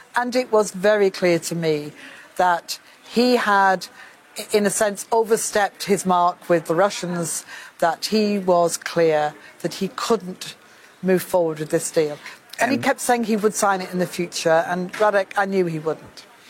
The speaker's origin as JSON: {"language": "English", "country": "United Kingdom", "said": "I say this as a Brit"}